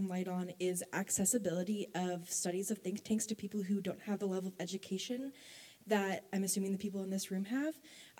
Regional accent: United States; I'm from ICOM, and I'm from the United States.

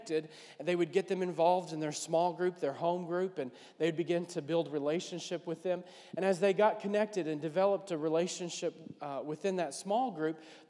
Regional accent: New Orleans, Louisiana, United States; I'm from New Orleans

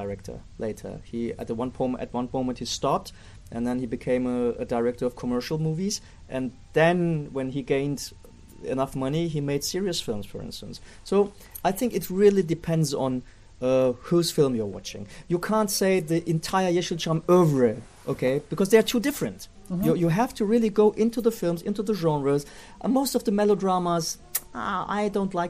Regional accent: Bavaria, Germany; I was raised up in Germany when the Germanies were divided, and what we had was the American soldiers were there where I lived in Bavaria

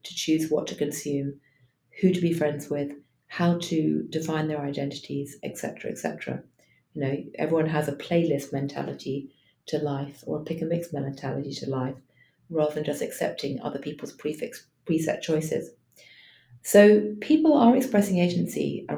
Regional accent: London, United Kingdom; now in New York, United States; I live in New York, I'm often in Washington and San Francisco, but I was born originally in London.

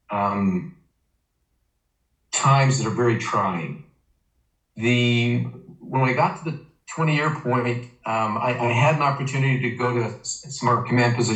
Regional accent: Ogden, Utah, United States; moved away as an adult; also born or lived in Germany; now in Idaho, United States; I was born and raised in Ogden, Utah

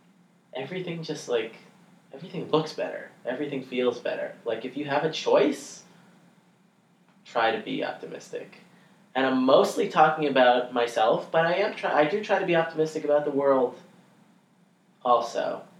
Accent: United States; because I'm an American.

